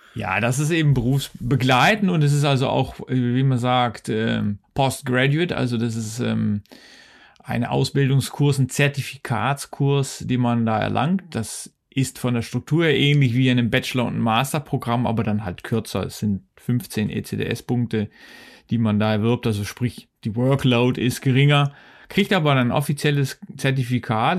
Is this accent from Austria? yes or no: no; Netherlands; also born or lived in Wuppertal, Germany; now in Switzerland; Ich bin Niederländer, ich komme ja aus den Niederlanden